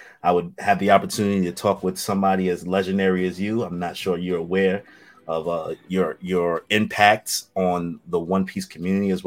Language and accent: English; New York City, New York, United States; I'm from Brooklyn.